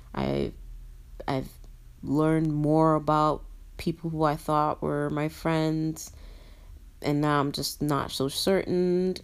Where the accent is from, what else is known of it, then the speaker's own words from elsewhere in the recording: Nigeria; I'm a Nigerian